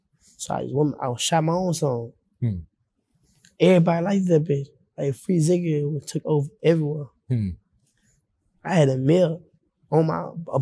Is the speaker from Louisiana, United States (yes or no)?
yes; Baton Rouge, Louisiana, United States; now in Homer, United States; I'm from Baton Rouge, Louisiana.